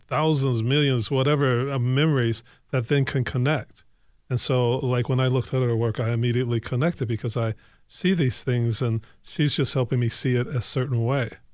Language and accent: English; Evanston, Illinois, United States; also born or lived in Lowertown, Saint Paul; now in Saint Paul, United States; I'm from Evanston, Illinois, uh, uh, so, uh, some people would like to say Chicago, but I'm from Evanston proper.